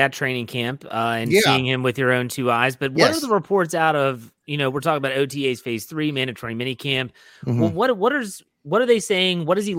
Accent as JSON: {"language": "English", "region": "West Virginia", "country": "United States", "said": "I'm from West Virginia. I can say that, John."}